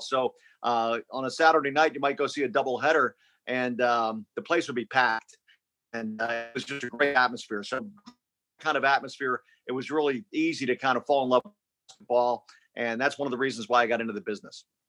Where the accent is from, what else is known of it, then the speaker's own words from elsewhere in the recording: Philadelphia, Pennsylvania, United States; moved away as an adult; also born or lived in San Antonio; now in Austin, United States; I grew up in Philly and, uh, in the inner city